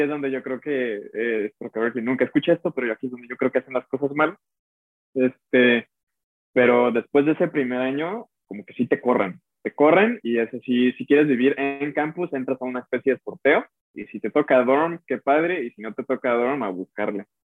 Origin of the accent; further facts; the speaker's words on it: Mexico; moved away as an adult; now in United States; soy mexicano, y soy un músico mexicano, y, y representamos a México